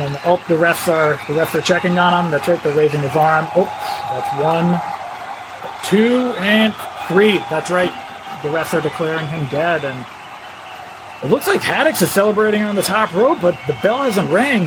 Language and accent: English; Washington, District of Columbia, United States; born or raised there